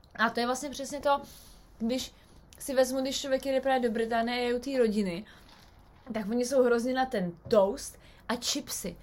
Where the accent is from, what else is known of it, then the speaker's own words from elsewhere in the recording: Czechia; now in United Kingdom; u nás v Čechách